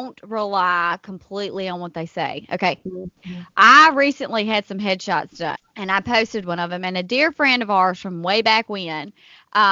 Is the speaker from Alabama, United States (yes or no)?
yes; Selma, Alabama, United States; my hometown here in Selma